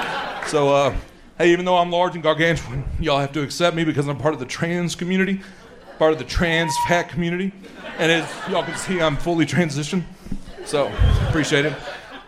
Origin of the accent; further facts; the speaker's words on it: Arkansas, United States; now in Palestine, Texas, United States; Well, I was born in Arkansas, but I just came from Palestine, Texas.